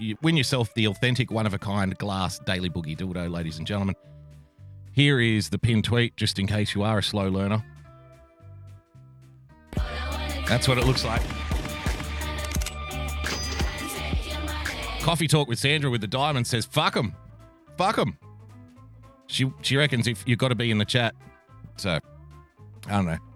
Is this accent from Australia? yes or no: yes; Australia; I am an Australian from the great land down under